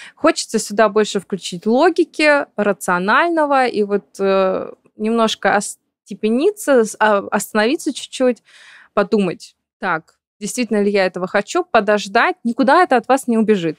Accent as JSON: {"language": "Russian", "town": "Perm", "region": "Perm Krai", "country": "Russia", "tie": "born or raised there", "moved": "yes", "said": "я давно уехала из моего родного города, я решила себе такое напоминание о России, о Перми сделать"}